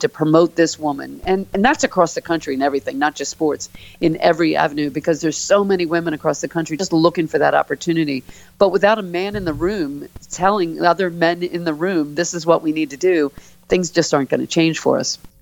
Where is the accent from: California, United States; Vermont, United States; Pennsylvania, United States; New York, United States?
Pennsylvania, United States; Philadelphia; moved away; growing up in Philly